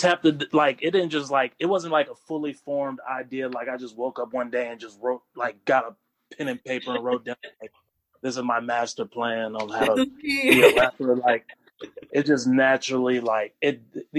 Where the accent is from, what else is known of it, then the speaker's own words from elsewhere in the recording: Raleigh, North Carolina, United States; also born or lived in Wilmington, North Carolina; I was born in Wilmington, North Carolina. Very and cool. Raised in Raleigh, North Carolina. And I've only lived in North Carolina. I've never, like, bounced around from different state to state or anything like that.